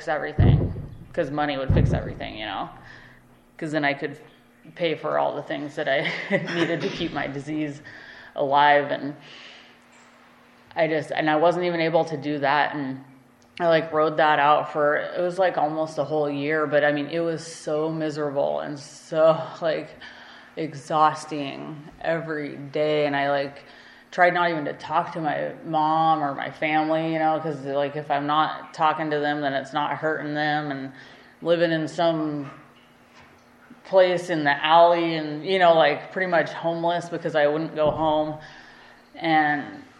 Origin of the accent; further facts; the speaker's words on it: Alaska, United States; growing up in Alaska